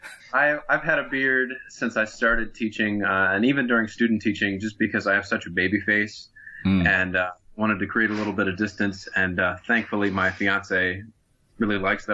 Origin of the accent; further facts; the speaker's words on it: Southern Pennsylvania, United States; moved away as an adult; also born or lived in Dayton, Ohio / Annapolis, Maryland; now in Anne Arundel County, United States; I grew up in Southern Pennsylvania, went to high school there.